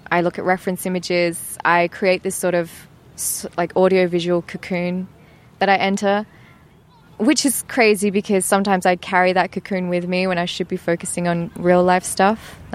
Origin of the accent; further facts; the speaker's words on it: East of England, United Kingdom; Essex. I come from Essex